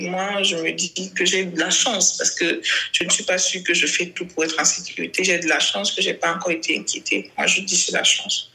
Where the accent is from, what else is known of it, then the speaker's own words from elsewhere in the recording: Cameroon; nous sommes Camerounais